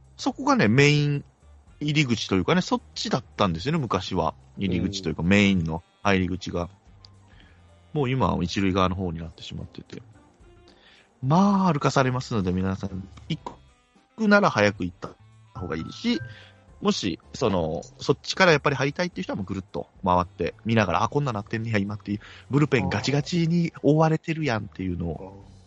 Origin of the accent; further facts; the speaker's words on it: Kagoshima, Japan; accent: Kagoshima dialect; 鹿児島弁が出ました